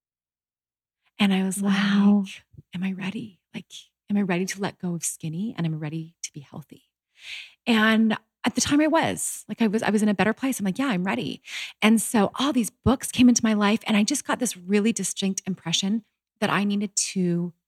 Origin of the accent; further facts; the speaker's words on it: Canada; moved away as an adult; also born or lived in Utah; I was brought up in Canada, very healthy, you know, family